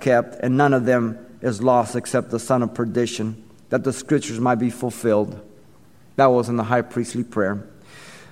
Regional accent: Mexico City, Mexico; I remember growing up in Mexico City. I was small, 4, 5, 6 years old.

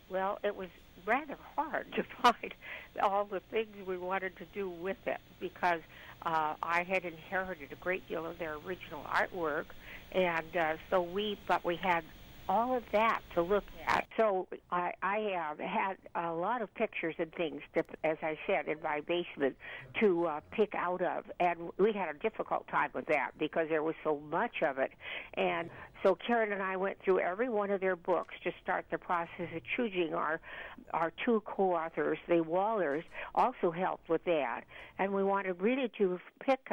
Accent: West Coast, United States; I grew up on the West Coast

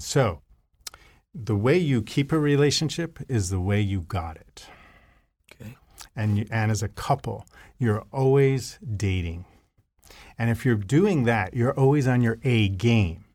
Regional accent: New York City, New York, United States; I, uh, was born and raised in New York City area

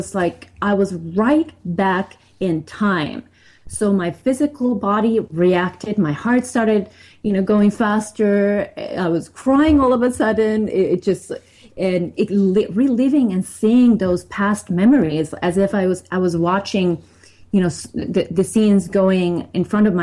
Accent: Finland; I grew up in Finland

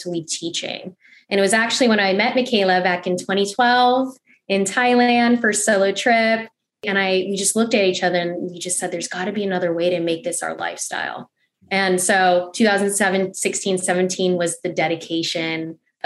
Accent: Los Angeles, California, United States; also born or lived in Cebu, Philippines (ancestry); now in Tampa, United States; I'm originally from Los Angeles, California girl through and through.

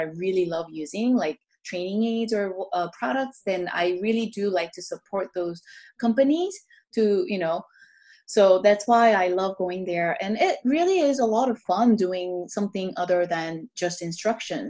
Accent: Orlando, Florida, United States; also born or lived in Korea; now in Los Angeles, United States; growing up in Orlando

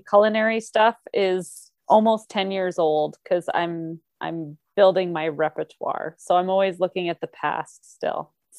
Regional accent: Canada

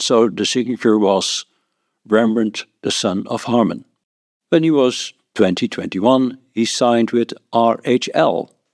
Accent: Netherlands; I'm from the Netherlands.

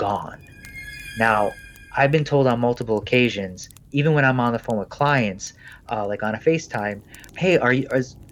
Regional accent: Detroit, Michigan, United States; moved away; We're originally from Detroit

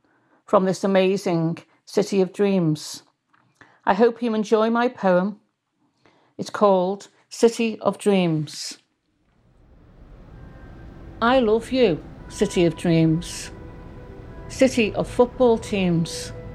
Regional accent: Liverpool, North West England, United Kingdom; It's about my hometown of Liverpool, the place where I live and the place that I love.

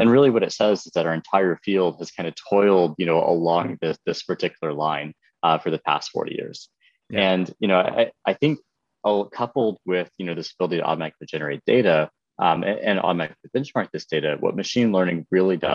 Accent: Lexington, South Carolina, United States; I grew up in Lexington, South Carolina

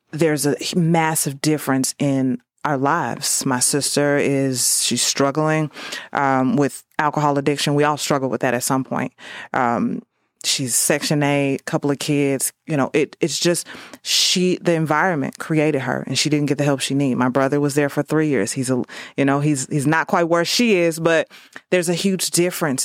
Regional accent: St. Louis, Missouri, United States; born and raised in Saint Louis

